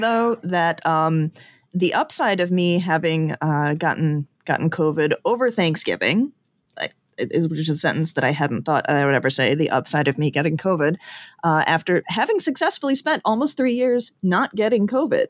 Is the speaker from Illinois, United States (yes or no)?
yes; Chicago, Illinois, United States; also born or lived in Indiana / Ireland; born and raised in the Chicago area.